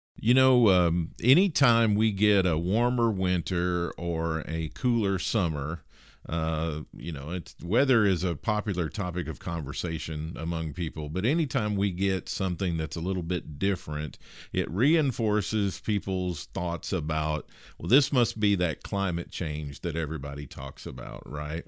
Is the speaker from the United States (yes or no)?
yes; Midwest, United States; I was a kid, uh, growing up in the Midwest in nineteen seventy-four